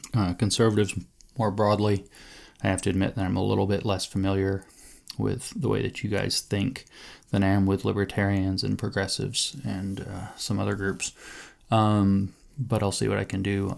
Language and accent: English; United States; I'm an American